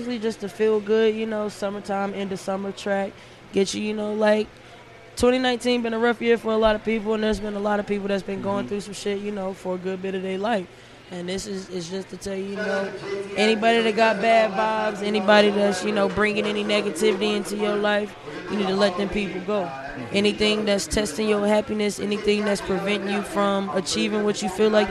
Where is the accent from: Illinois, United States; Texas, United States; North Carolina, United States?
North Carolina, United States; Fayetteville; moved away as an adult; now in San Diego, United States; I am from Fayetteville, North Carolina, the 9-dime 2-6.